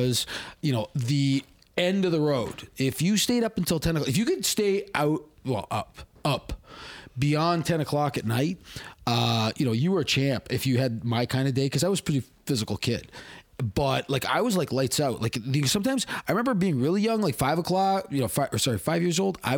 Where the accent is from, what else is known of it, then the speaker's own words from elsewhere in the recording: Hamilton, Ontario, Canada; I was raised in the North End